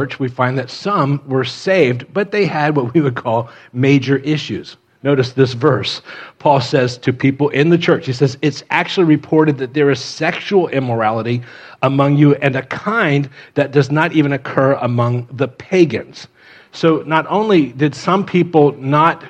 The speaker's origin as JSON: {"language": "English", "town": "Miami", "region": "Florida", "country": "United States", "tie": "born or raised there", "moved": "yes", "said": "I grew up in Miami"}